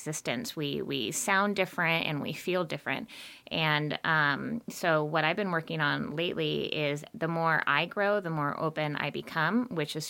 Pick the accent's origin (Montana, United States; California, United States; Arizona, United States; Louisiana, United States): Montana, United States; I'm from Montana.